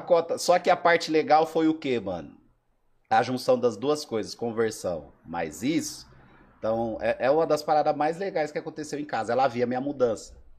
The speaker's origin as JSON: {"language": "Portuguese", "town": "Sumaré", "region": "São Paulo", "country": "Brazil", "also_born_or_lived": "Alagoas", "said": "Sou de Sumaré, não sou de Campinas"}